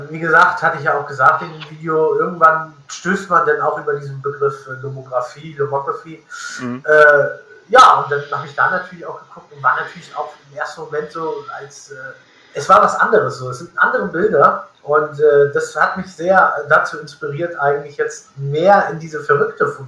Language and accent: German; Northern Germany, Germany; weil da bin ich als, als Norddeutscher also wirklich weit ab vom Schuss.